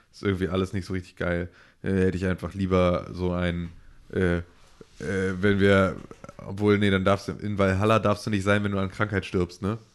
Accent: Germany; als Deutsche

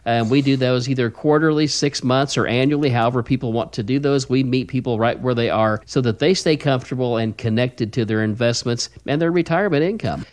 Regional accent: the Ozarks, United States; You can tell I'm from the Ozarks

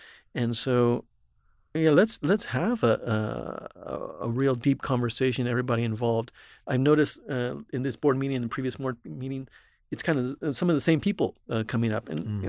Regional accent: Texas, United States; also born or lived in New England; I grew up in Texas here.

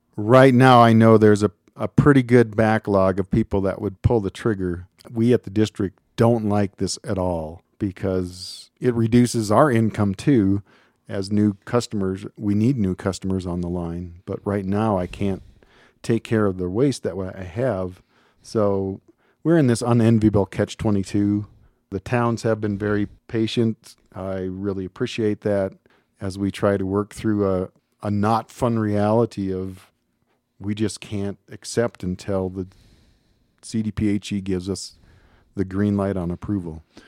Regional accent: Minnesota, United States; moved away as an adult; also born or lived in Missoula, Montana; now in Colorado, United States; I'm originally from Minnesota

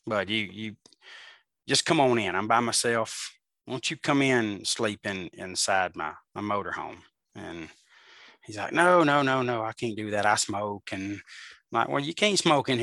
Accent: Birmingham, Alabama, United States; I'm from Birmingham

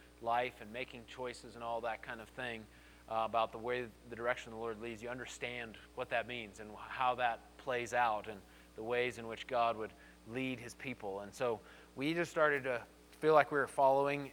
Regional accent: Colorado Springs, Colorado, United States; I grew up here in Colorado Springs, and I grew up going to New Life

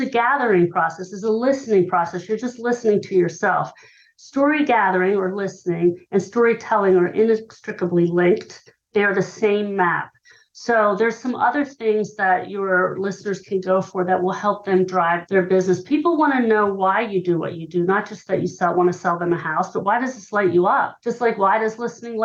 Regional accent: Hershey, Pennsylvania, United States; I grew up in Hershey, Pennsylvania.

